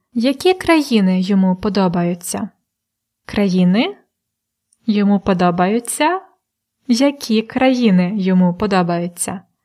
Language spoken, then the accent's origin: Ukrainian; Polonne, Khmelnytskyi Oblast, Ukraine; я народилася у місті Полонне Хмельницької області